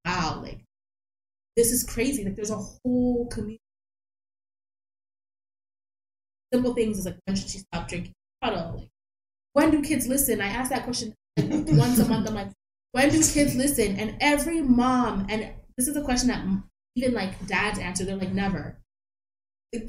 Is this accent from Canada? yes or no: yes; Toronto, Ontario, Canada; My parents are Jamaican. I'm Jamaican. Born and raised in Toronto.